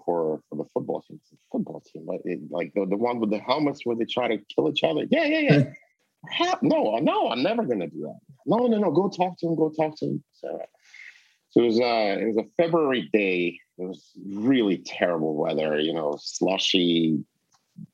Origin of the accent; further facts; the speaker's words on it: Russia; moved away; I come from Russia. I'm Jewish